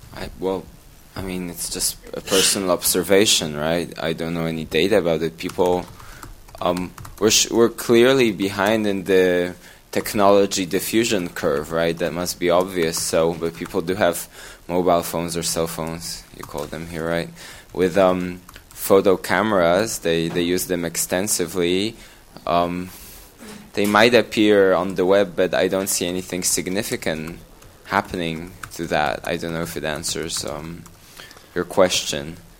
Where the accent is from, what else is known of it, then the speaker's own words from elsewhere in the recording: Poland; I'm from Poland